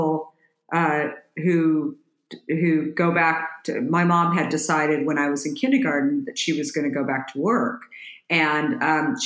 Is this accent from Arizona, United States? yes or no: yes; Scottsdale, Arizona, United States; moved away as an adult; also born or lived in Minneapolis, Minnesota / New York / San Francisco; I grew up in Arizona, actually ended up moving there when I was a little girl. My dad, we moved from Minneapolis